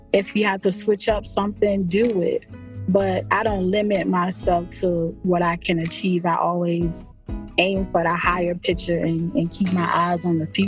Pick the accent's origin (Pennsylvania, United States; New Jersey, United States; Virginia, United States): Virginia, United States; Norfolk; also born or lived in Raleigh, North Carolina; I was born and raised in Norfolk, Virginia